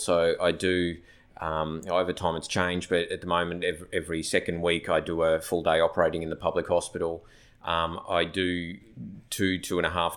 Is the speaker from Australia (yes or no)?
yes; Phillip Island, Victoria, Australia; moved away as an adult; now in Cairns, Australia; I'm from rural Victoria, so I grew up down in Phillip Island in South Gippsland